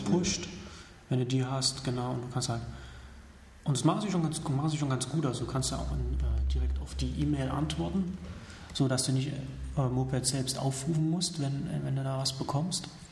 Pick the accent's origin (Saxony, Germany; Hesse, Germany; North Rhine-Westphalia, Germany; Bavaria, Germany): Saxony, Germany; now in Berlin, Germany; aus meiner Heimat